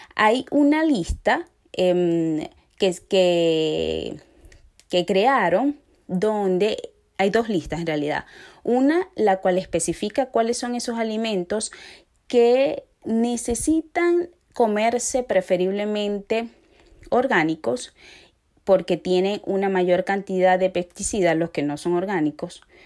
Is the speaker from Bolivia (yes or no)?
no; Venezuela; moved away; somos muchos los venezolanos que estamos en estos momentos eh, fuera de nuestro país